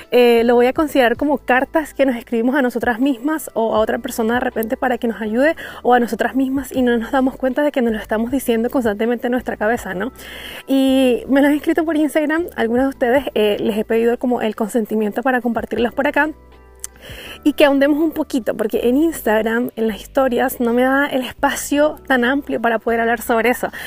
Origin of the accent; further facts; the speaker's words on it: Antofagasta, Chile; Yo soy de Chile y más específico de Antofagasta.